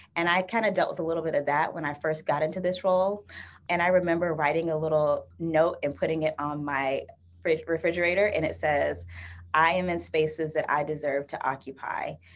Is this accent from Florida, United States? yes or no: yes; Florida, United States; now in Bay Area, United States; I'm from Florida originally